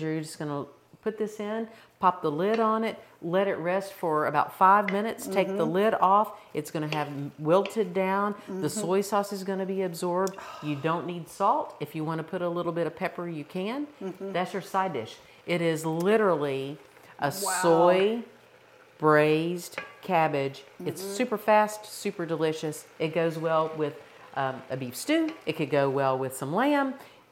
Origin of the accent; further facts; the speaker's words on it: the South, United States; I'm not Irish, but I'm Southern